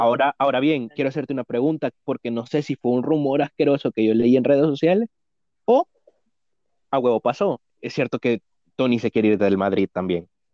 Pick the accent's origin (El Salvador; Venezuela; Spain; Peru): El Salvador; somos del Salvador